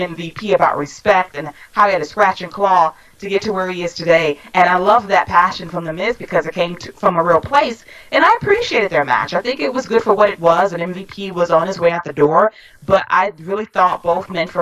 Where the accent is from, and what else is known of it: Atlanta, Georgia, United States; born or raised there